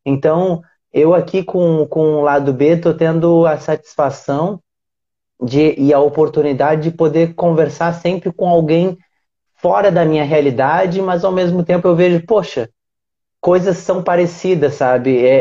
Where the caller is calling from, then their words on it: Aracaju, Sergipe, Brazil; Eu falo de Aracaju, Sergipe.